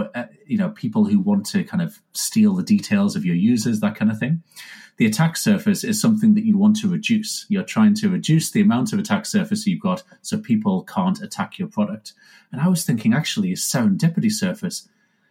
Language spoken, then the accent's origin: English; United Kingdom; Now, I'm British, so I'm not like, you know, Californian